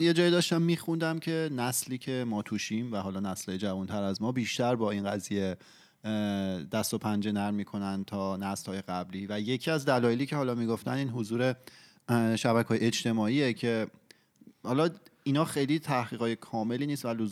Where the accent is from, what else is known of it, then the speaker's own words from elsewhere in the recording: Iran; moved away; ماهایی که توی ایران بزرگ شدیم